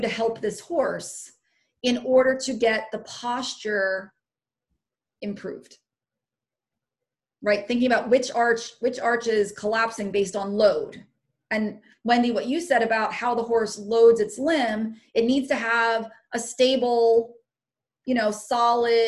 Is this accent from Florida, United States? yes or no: no; Pennsylvania, United States; my home state